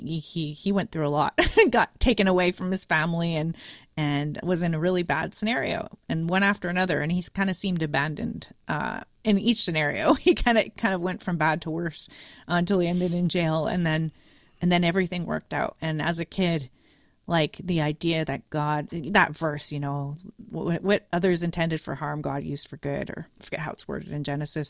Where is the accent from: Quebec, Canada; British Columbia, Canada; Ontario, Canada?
Quebec, Canada; Montreal; moved away; I am coming from Montreal. We finish in grade eleven, not grade twelve, as everywhere else in Canada and U S is twelve, but Quebec is weird